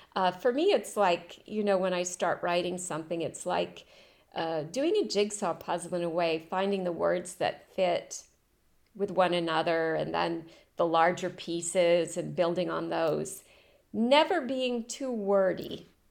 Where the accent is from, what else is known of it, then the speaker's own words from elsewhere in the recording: Rockport, Maine, United States; moved away as an adult; also born or lived in Europe; now in France; I was born in Maine. uh, in and around Rockport, Camden area, the coast